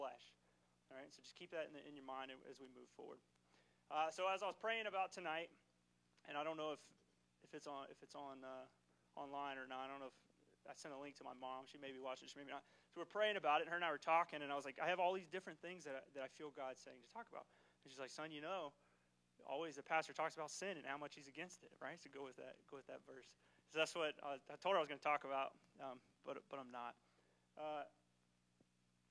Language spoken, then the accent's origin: English; Ridgeville, South Carolina, United States; We grew up together in Ridgeville